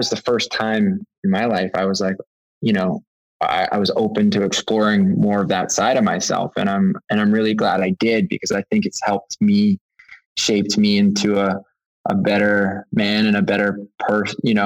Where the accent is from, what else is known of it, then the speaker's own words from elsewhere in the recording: Canada; growing up in Canada